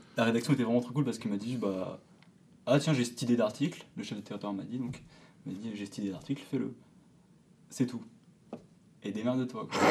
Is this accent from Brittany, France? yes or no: yes; Lannion, Brittany, France; moved away; je me trouve souvent le jeudi soir à, l'Agnon, à du coup, ma ville d'origine